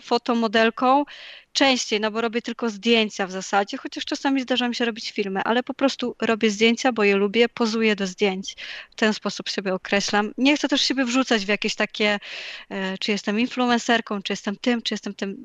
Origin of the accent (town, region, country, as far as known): Poland